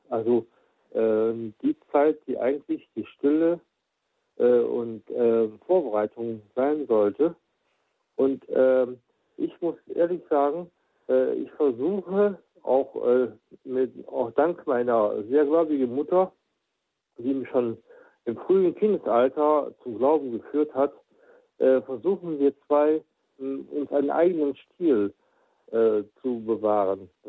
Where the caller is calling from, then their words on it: Kempen, North Rhine-Westphalia, Germany; ich komme aus Kempen am Niederrhein.